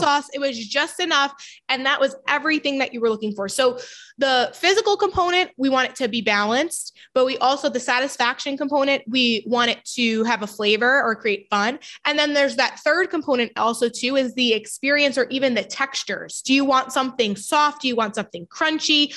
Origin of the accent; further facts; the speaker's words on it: New York, United States; I'm from New York